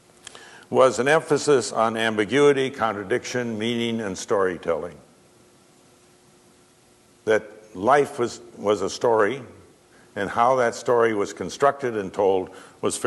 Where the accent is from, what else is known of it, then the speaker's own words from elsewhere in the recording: Madison, Wisconsin, United States; moved away; I lived at home. I lived in Madison. I grew up in Madison